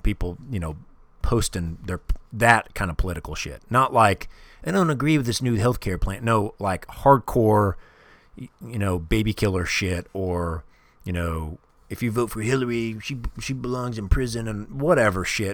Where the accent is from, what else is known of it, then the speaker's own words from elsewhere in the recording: Kansas City, Missouri, United States; I grew up in Kansas City